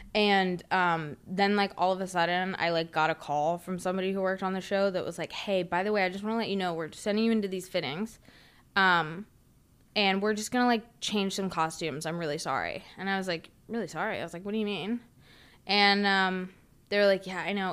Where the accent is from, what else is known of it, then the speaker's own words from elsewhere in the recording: Huntersville, North Carolina, United States; moved away; I grew up in Huntersville